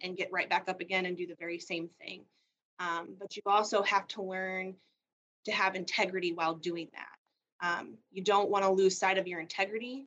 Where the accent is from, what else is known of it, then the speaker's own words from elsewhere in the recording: Illinois, United States; moved away as an adult; now in Jefferson City, United States; I moved from Illinois, where I grew up, in 2017 with my family.